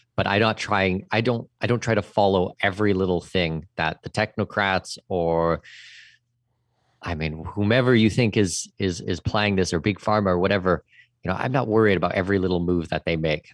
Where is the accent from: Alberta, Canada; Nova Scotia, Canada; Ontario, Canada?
Ontario, Canada; Southwestern; moved away as an adult; also born or lived in Middle East / Brazil